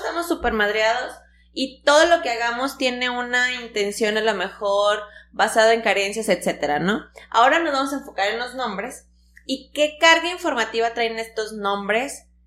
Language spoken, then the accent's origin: Spanish; Tampico, Tamaulipas, Mexico; en Tampico, nosotros somos de Tampico